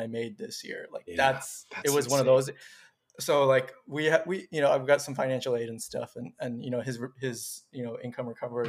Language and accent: English; South Florida, United States; And so it wasn't too bad in South Florida. I was, people would often like mistake me for like a Hispanic person, Latin A person.